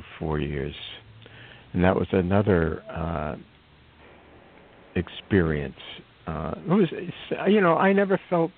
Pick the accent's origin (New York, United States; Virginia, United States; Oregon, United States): New York, United States; New York City; I grew up mostly in the Lower East Side of Manhattan in the Alfred E. Smith Projects